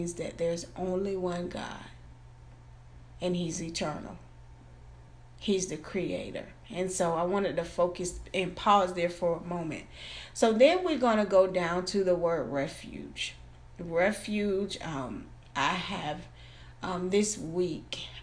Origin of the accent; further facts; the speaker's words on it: Florida, United States; I'm from Florida, so I've been through hurricanes.